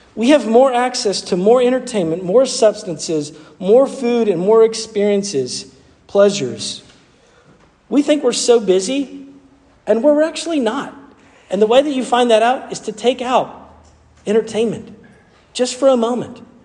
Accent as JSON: {"language": "English", "region": "the South", "country": "United States", "accent": "southern", "said": "That was the southern part of me coming out."}